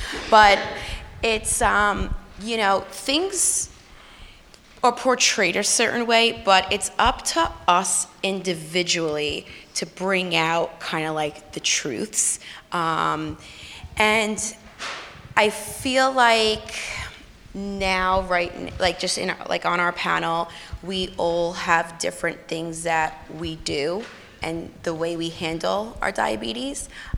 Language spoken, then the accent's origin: English; New York, United States; I'm very loud on my social media and in person. I'm from New York.